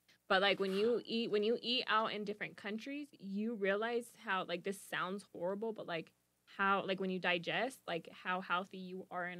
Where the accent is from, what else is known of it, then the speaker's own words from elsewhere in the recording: United States; we grew up in America, guys.